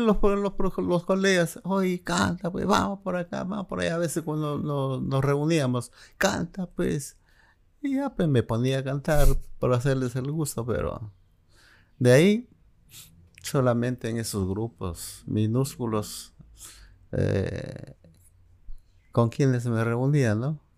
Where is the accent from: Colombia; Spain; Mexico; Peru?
Peru; Jesús, Cajamarca; moved away as an adult; also born or lived in Guadalupe, La Libertad, Peru; now in Lima, Peru; yo prácticamente mm, crecí en tres lugares a los que amo. Jesús, mi infancia, eh, Cajamarca, mm, mi adolescencia como estudiante y mis estudios profesionales en Lima